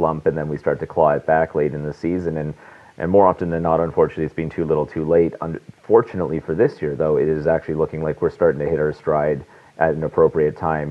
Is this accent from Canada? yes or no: yes; Vancouver, British Columbia, Canada; moved away as an adult; now in Toronto, Canada; I'm born and raised in Vancouver. I've moved to Toronto about 6 years ago for work